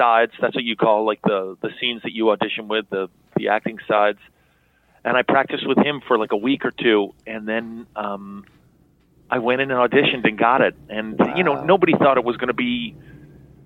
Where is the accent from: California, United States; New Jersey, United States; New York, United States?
New York, United States; New York City; I grew up in Chelsea, New York